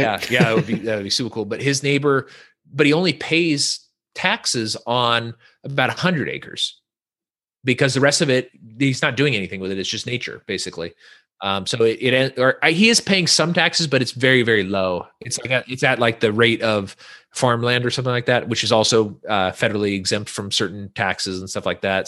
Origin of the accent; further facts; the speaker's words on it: Northern California, United States; moved away; we're from Northern California, so a different part of California than what people normally think about.